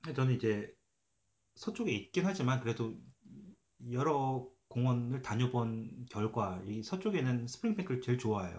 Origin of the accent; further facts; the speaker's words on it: South Korea; now in London, Canada; 저는 한국 사람이라서